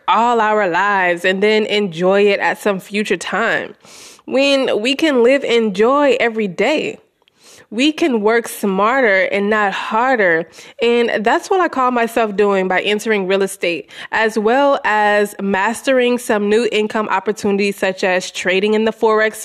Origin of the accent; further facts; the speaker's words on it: Louisiana, United States; moved away as an adult; also born or lived in Houston, Texas; I've been living in my hometown in Louisiana for the past year